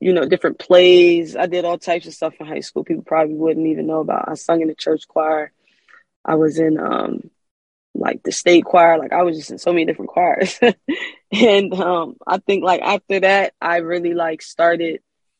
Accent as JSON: {"language": "English", "town": "Wilmington", "region": "Delaware", "country": "United States", "moved": "as an adult", "lives_now": "California, United States", "said": "I'm from Wilmington, Delaware. And I just recently moved to California"}